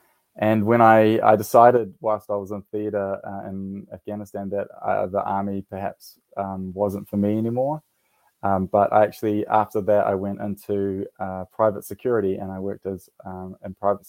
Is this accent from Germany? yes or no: no; New Zealand; moved away as an adult; also born or lived in London / Hawaii; now in Connecticut, United States; And then I moved to New Zealand when I was about 2 or 3 years old. And so I grew up in New Zealand. And then I immigrated to the United States in 2016.